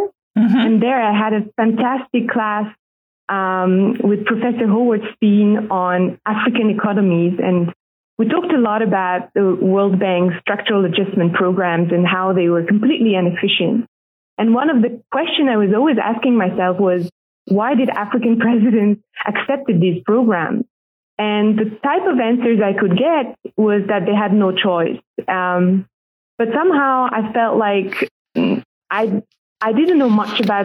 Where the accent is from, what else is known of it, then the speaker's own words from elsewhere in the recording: Paris, Île-de-France, France; I am French. I was born in Paris